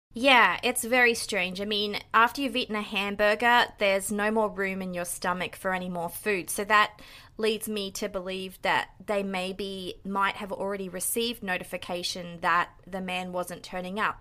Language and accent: English; Australia; moved away as an adult; also born or lived in Greater Toronto Area, Canada; now in Toronto, Canada; I'm actually Australian, but I've been living here in the Greater Toronto Area for nine years now.